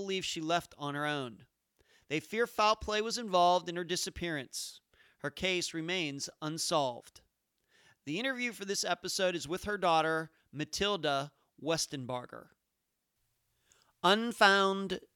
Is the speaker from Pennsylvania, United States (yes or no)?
yes; Leechburg, Pennsylvania, United States; now in Madeira Beach, United States; I haven't lived in Pennsylvania where I grew up in almost two decades. In fact, my parents don't even live in my hometown of Leechburg anymore